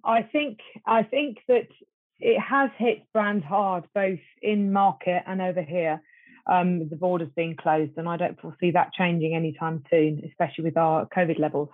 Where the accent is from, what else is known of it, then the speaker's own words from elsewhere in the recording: United Kingdom; me as a Brit